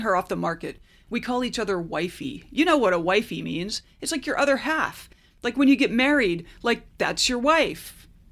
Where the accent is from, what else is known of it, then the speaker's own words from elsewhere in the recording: United States; as an American